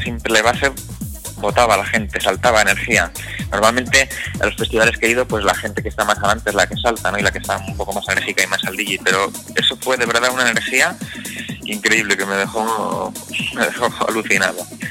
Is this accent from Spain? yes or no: yes; Vitoria-Gasteiz, Basque Country, Spain; yo soy de Vitoria